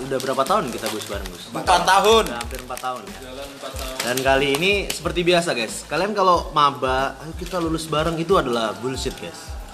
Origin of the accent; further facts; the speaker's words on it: Madura, East Java, Indonesia; Saya dari Madura.